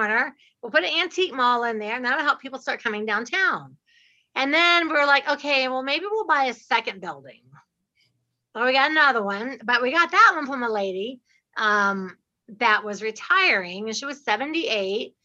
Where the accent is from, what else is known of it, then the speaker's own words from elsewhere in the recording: Dayton, Ohio, United States; I'm from Dayton, Ohio